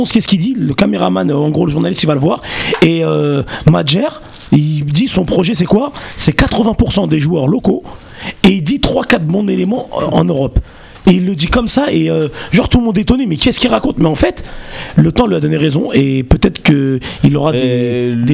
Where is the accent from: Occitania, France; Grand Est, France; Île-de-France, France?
Occitania, France; Castres; Moi, je suis de Castres. En fait, je suis du même quartier